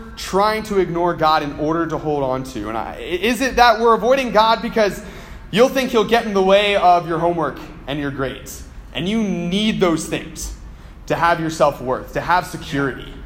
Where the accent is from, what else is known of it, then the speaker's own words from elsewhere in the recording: United States; I'm an American